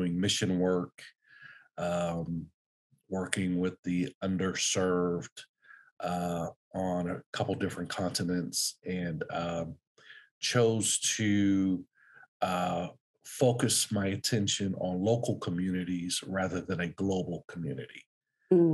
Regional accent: Youngstown, Ohio, United States; now in Phenix City, United States; I'm originally from Youngstown, Ohio, a small city in Northeast Ohio

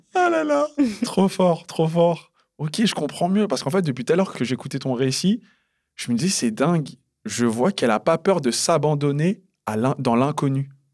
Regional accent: United States; je suis américain.

